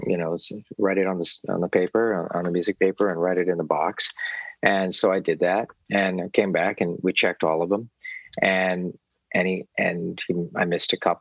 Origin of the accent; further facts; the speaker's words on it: Palos Verdes, California, United States; I grew up in the South Bay in an area called Palos Verdes